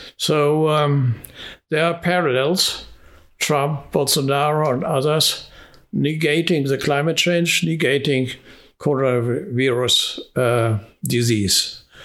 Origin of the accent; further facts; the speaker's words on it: Hungary; moved away; my home country, Hungary